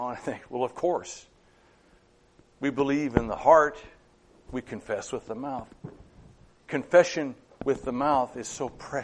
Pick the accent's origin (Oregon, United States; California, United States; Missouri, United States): Oregon, United States; Madras; moved away; I had a summer job back in my hometown of Madras.